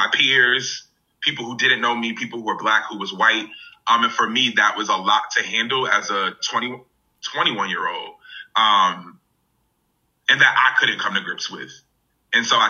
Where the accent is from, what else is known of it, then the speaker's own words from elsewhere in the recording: Hartford, Connecticut, United States; growing up in Hartford, Connecticut, which is, you know, an urban area